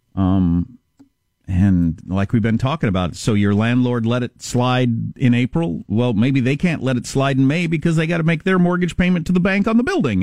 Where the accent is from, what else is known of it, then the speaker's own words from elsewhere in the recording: Southwest Kansas, United States; I'm from Southwest Kansas